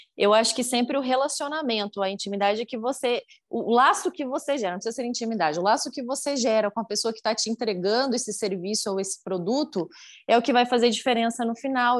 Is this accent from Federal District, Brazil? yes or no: no; Curitiba, Paraná, Brazil; moved away as an adult; now in Uberlândia, Brazil; Vivi minha vida inteira em Curitiba, que é muito frio. Aí agora moro aqui